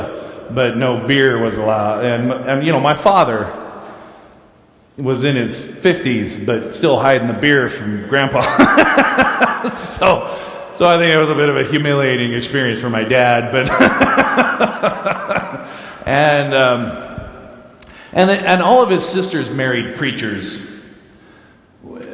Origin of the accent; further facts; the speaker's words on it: Clearfield, United States; I was from Clearfield